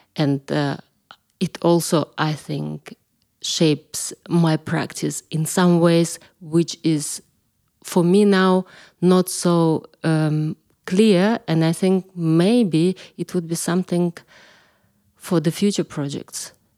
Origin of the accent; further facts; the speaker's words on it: Kalmykia, Russia; moved away as an adult; also born or lived in London / Italy; now in Berlin, Germany; I'm coming from Kalmykija originally, and I lived there till I was twenty-four